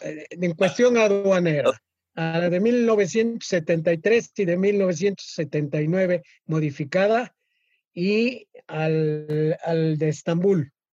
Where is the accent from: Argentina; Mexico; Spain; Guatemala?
Mexico; como mexicanos